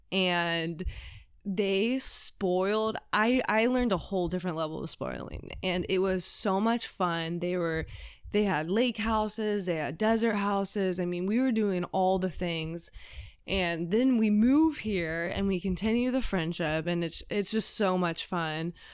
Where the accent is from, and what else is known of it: California, United States; born or raised there; also born or lived in Ohio / Chicago